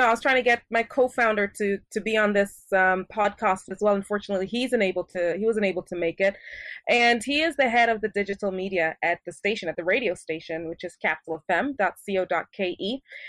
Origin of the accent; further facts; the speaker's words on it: Paris, Île-de-France, France; also born or lived in Switzerland / Japan / Kenya; Growing up, I grew up in Europe, in Paris, to be exact, and I attended international schools. I went to school in Switzerland, I went to school in Japan, and I went to school in Kenya.